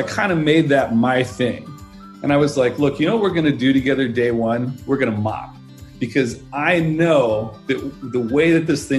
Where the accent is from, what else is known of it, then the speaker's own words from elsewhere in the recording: San Francisco Bay Area, California, United States; I grew up in the San Francisco Bay Area